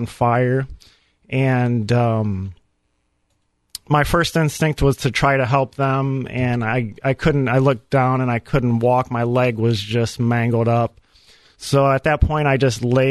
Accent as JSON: {"language": "English", "town": "Fremont", "region": "Ohio", "country": "United States", "tie": "born or raised there", "said": "I was raised in Fremont, Ohio, big city up in Northwest Ohio"}